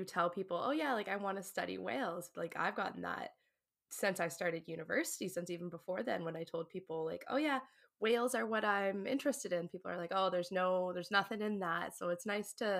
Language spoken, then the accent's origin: English; New Brunswick, Canada; I'm from New Brunswick, which is like, that's where I am right now